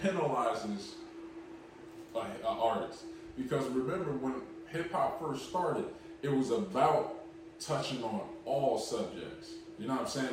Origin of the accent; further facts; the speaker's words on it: Philadelphia, Pennsylvania, United States; we're from Philly.